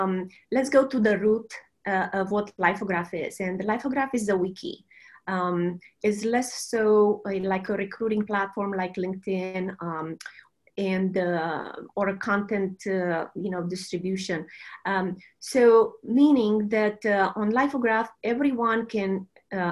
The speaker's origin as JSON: {"language": "English", "country": "Romania", "also_born_or_lived": "Silicon Valley", "moved": "as an adult", "lives_now": "United States", "said": "I'm a Romanian. And I came to the U.S. With just a suitcase and a scholarship to do a law degree"}